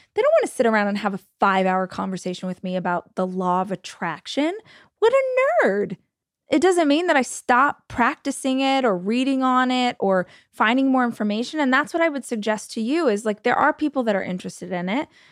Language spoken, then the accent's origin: English; United States; As an American